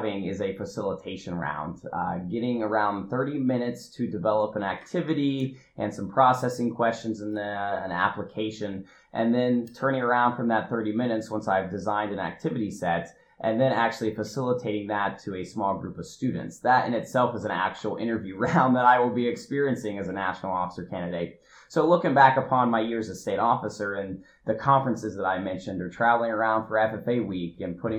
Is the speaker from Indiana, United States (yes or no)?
yes; Union City, Indiana, United States; I'm originally from Union City, Indiana, which is a small town in Randolph County over towards the east central part of the state